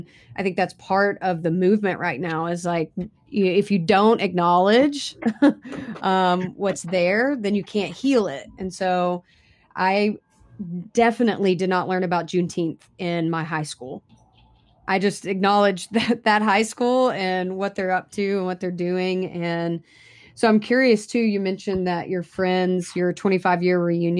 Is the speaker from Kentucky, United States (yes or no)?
yes; Kentucky, United States; I grew up in a small all white town in Kentucky